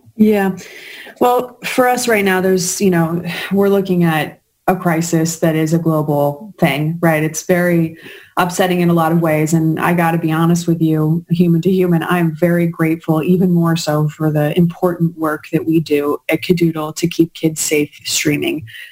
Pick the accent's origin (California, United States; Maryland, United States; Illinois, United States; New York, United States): New York, United States; being a New Yorker